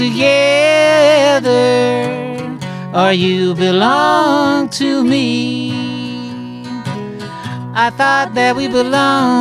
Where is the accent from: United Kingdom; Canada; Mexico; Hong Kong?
United Kingdom; England; moved away as an adult; I am from England, and I've been through many, visa things